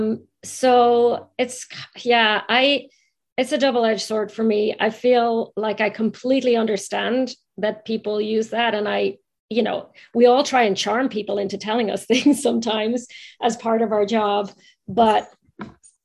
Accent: Ireland; accent: Irish; my Irish accent

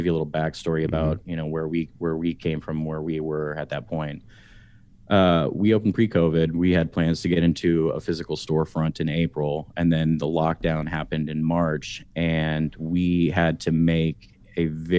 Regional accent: Kansas City, Missouri, United States; There's one where I grew up in Kansas City called the Midwest Music Foundation

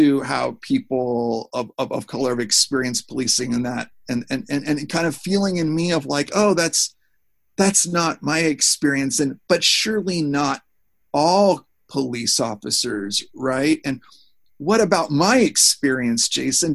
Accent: Seattle, Washington, United States; now in Los Angeles, United States; when we were growing up in Seattle

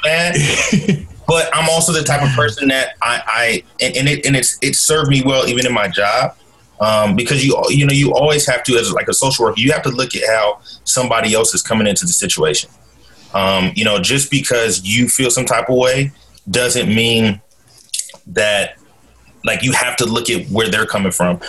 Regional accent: Portland, Oregon, United States; I'm originally from Portland, Oregon uh, born and raised. Uh, grew up in North and Northeast Portland

